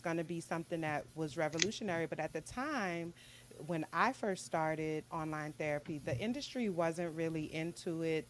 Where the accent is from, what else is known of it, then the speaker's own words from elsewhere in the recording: New Orleans, Louisiana, United States; moved away; I'm born and raised in New Orleans, mm-hmm. Louisiana